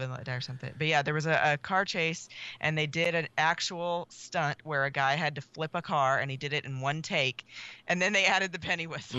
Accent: Georgia, United States; I'm from Georgia

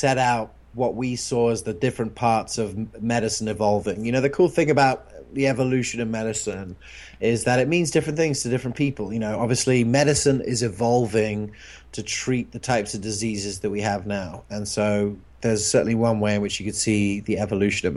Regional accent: England, United Kingdom; moved away; where I grew up in England

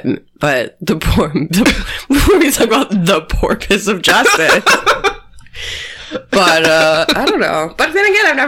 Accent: Wheaton, Illinois, United States; In my hometown of Wheaton, Illinois

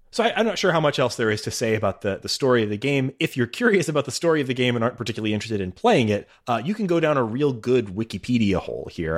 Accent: United States; as an American

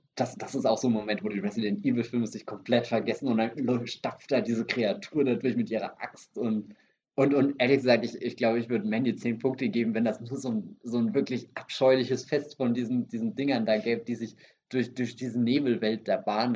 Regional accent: Germany; first language German; bei uns in Deutschland

